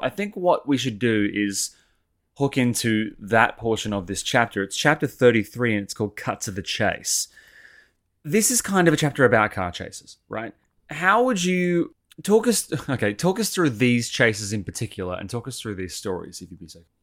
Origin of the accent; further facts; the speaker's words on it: Sydney, New South Wales, Australia; I grew up over in Sydney